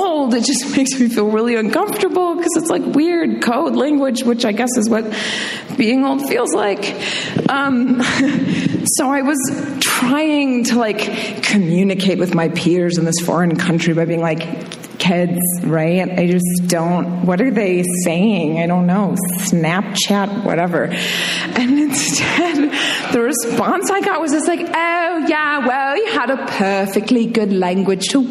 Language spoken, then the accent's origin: English; Minnesota, United States; moved away; also born or lived in Indiana / Michigan; I was born in Minnesota, I went to school in Indiana, my family's from Michigan